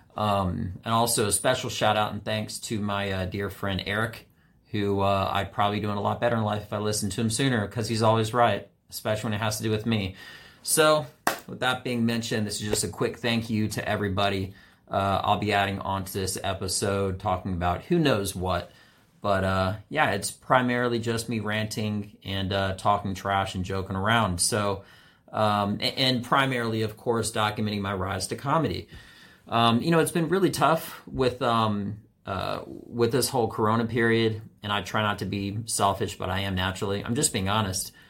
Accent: Washington, District of Columbia, United States; a white guy who primarily had only black friends, always, uh, from D C.

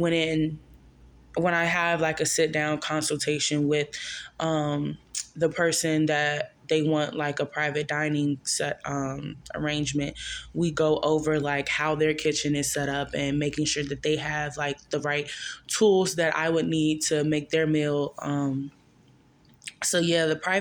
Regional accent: Maryland, United States; now in Charlotte, United States; I am from Maryland

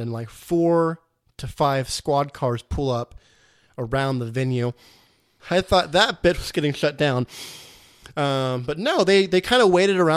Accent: West Virginia, United States; now in Texas, United States; I'm actually from West Virginia

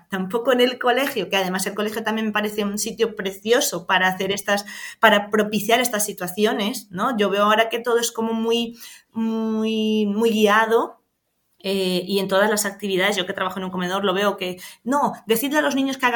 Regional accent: Venezuela; now in Spain; en nuestro caso que venimos de Venezuela muchas veces cuando nos tocaba el gallego era como, ay Dios mío, ¿qué viene a decir aquí?

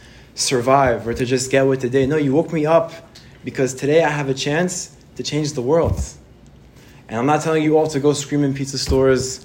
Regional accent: United States; also born or lived in Israel; I grew up in Israel, and I moved to America about the age of 7 or 8, and my family is Moroccan

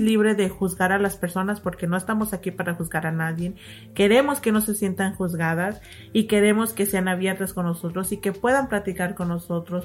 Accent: Mexico; nosotros somos mexicanas

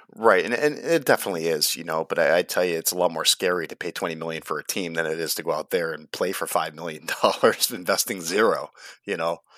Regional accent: United States; as Americans, we always think of ourselves as the best at everything

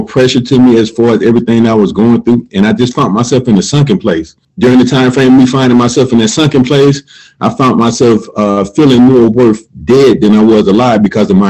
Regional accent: Columbus, Georgia, United States; I'm originally from Columbus, Georgia. Grew up in a low-income, single-parent home

